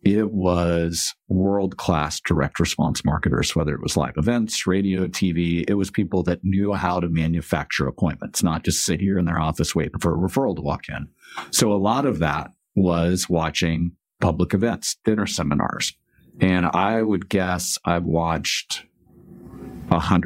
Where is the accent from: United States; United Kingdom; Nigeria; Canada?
United States; Kansas; growing up in Kansas